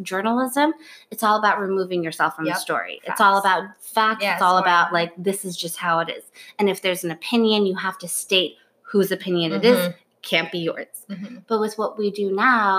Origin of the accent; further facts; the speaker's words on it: Los Angeles, California, United States; moved away as an adult; also born or lived in Budapest, Hungary / Hamburg, Germany; now in New York, United States; I was raised in Hamburg, Germany until I was 8. And then we moved to California, Los Angeles when I was 8. And then I moved to New York 10 years ago